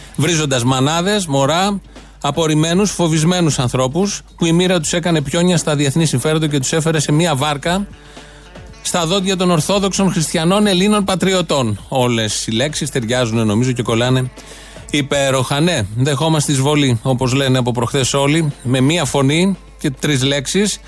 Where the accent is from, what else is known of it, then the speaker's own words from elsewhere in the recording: Greece; Έτυχε να γεννηθώ εδώ